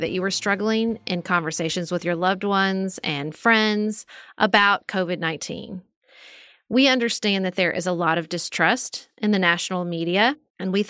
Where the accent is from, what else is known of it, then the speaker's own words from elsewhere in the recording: Kentucky, United States; the mayor of my hometown, Brandi Harless